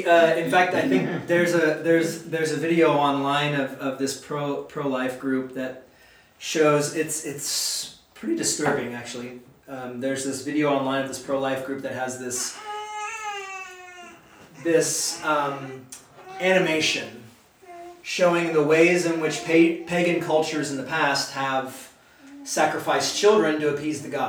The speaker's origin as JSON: {"language": "English", "country": "United States", "said": "I love being an American. I love living in this country"}